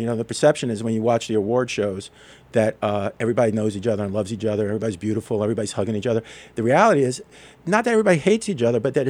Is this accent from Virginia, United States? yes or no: no; New York City, New York, United States; moved away as an adult; also born or lived in Los Angeles; I'm a kid from New York City who went out to Los Angeles and spent, 30 years working in the entertainment industry.